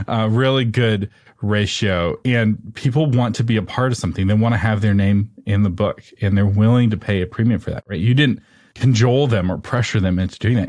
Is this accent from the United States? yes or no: yes; Texas, United States; I'm from Texas.